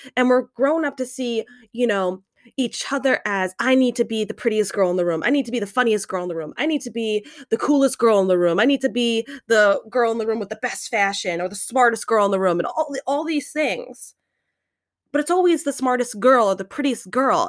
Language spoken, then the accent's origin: English; United States; we are growing up in American culture